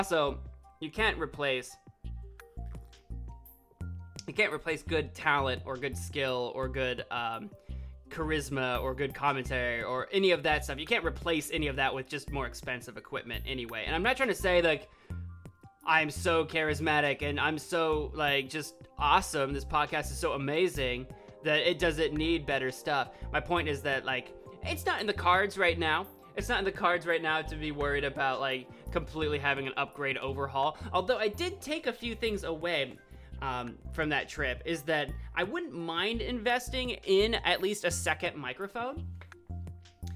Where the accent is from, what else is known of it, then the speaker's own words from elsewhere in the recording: Illinois, United States; I'm from Illinois